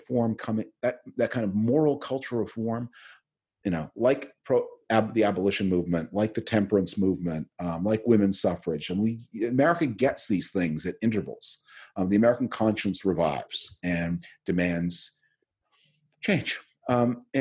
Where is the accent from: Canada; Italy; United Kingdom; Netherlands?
Canada; now in United States; being Canadian